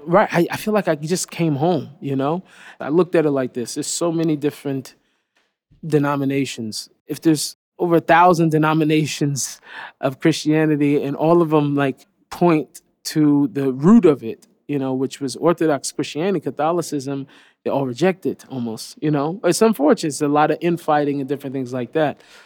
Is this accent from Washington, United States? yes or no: yes; Seattle, Washington, United States; I grew up in Seattle